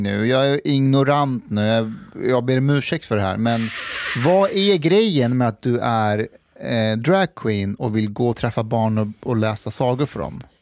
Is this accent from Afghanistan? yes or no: yes; Afghanistan; now in Sweden; jag är ju afghan